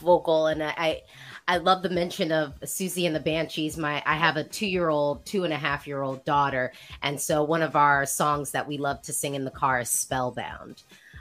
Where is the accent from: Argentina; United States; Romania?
United States; as an American